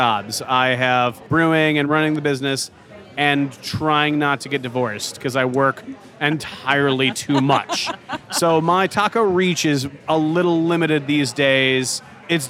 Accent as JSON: {"language": "English", "town": "St. Louis", "region": "Missouri", "country": "United States", "tie": "born or raised there", "moved": "as an adult", "lives_now": "Kansas City, United States", "said": "I grew up in St. Louis"}